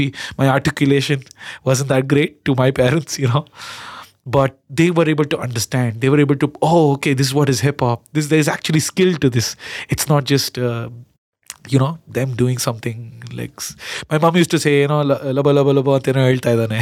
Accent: Karnataka, India; accent: Kannada; My Kannada accent

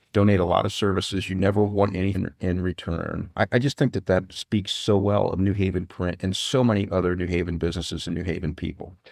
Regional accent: Fort Wayne, Indiana, United States; I grew up in Continental Park

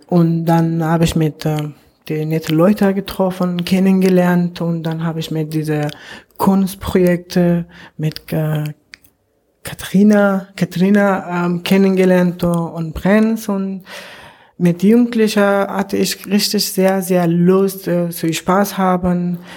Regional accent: Afghanistan; now in Germany; ich komme aus Afghanistan.

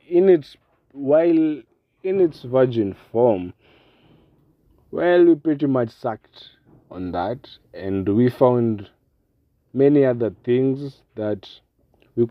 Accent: Kenya; I'm from Kenya and we're very much well known for our wildlife and our cultures

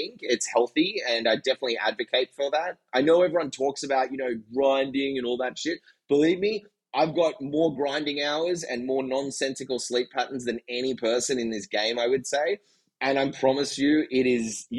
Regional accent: Sydney, New South Wales, Australia; moved away as an adult; also born or lived in San Francisco; I'm from Sydney, Australia.

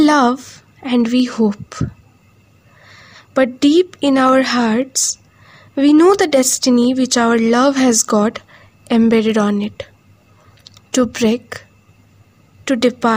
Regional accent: West Bengal, India; I'm from West Bengal.

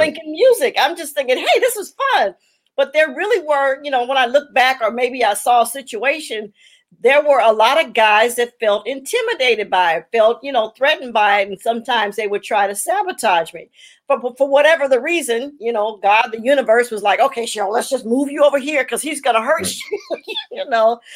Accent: Los Angeles, California, United States; also born or lived in Chicago, Illinois; my parents moved to Los Angeles when I was 10

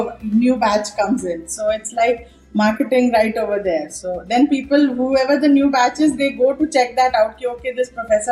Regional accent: Mumbai, Maharashtra, India; moved away as an adult; also born or lived in Ghaziabad; I was from Mumbai

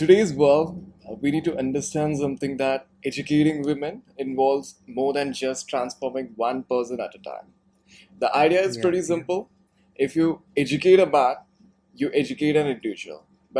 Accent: Bangalore, Karnataka, India; English is a second language; I come from Bangalore and you come from Delhi.

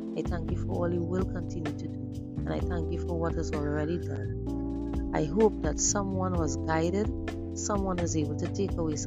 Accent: Trinidad & Tobago; I'm from the Caribbean island of Trinidad and Tobago

